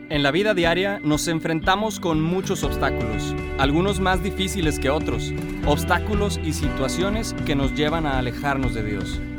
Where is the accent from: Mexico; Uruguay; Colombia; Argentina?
Mexico; encontramos el humor como buenos mexicanos en todo